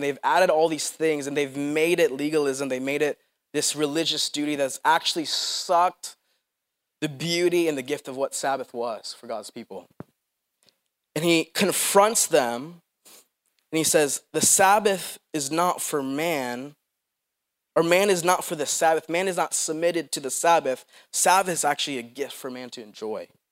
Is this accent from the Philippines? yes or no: yes; Philippines; moved away; I'm from the Philippines